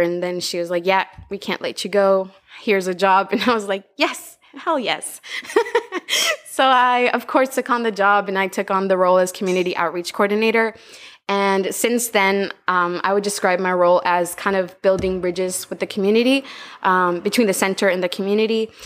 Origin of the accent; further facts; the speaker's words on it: Tegucigalpa, Francisco Morazán, Honduras; moved away as an adult; now in Utila, Honduras; I was born and raised in Honduras, in the capital city, Tegucigalpa.